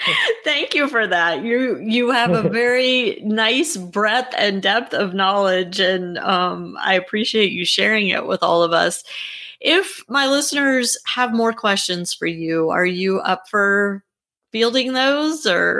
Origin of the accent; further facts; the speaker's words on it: Louisiana, United States; I grew up in Louisiana